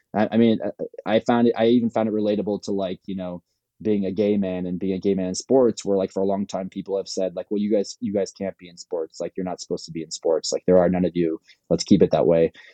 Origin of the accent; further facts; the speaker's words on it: Palos Verdes, California, United States; I'm from Palos Verdes